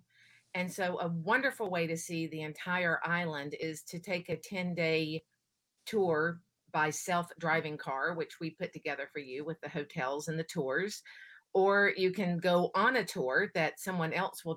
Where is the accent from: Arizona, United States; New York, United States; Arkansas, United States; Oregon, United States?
Oregon, United States; I'm from Oregon, so it does get cold here too